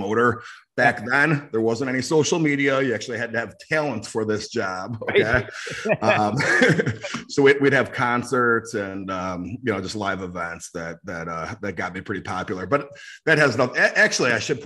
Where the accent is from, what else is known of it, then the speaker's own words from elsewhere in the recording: Schaumburg, Illinois, United States; I'm from Schaumburg, Illinois. It's a suburb of Chicago.